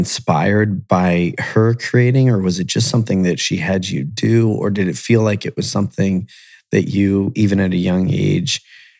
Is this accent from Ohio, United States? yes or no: yes; Columbus and Akron, Ohio, United States; I grew up in Columbus and Akron.